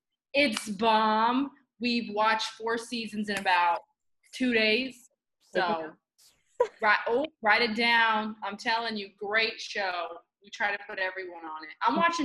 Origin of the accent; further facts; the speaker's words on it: United States; being that I'm American